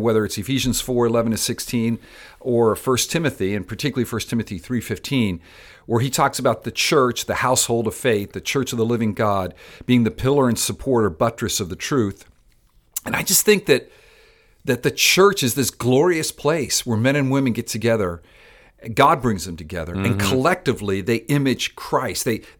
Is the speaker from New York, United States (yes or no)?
no; Miami, Florida, United States; I'm Cuban-American. I grew up in Miami, Florida, and love that city. And about 22 years ago, the Lord brought me back to Miami to plant a church, Palm Vista Community Church